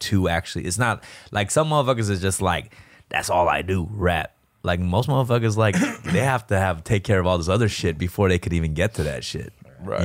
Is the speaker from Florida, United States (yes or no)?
no; Los Angeles, California, United States; we're Korean rappers from Los Angeles